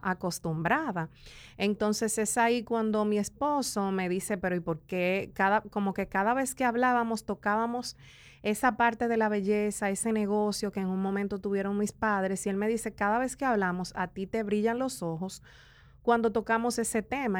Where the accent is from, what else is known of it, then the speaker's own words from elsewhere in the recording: La Romana, Dominican Republic; also born or lived in San Pedro de Macorís; now in Santo Domingo, Dominican Republic; nací en el este, en La Romana y crecí entre La Romana y San Pedro de Macorís.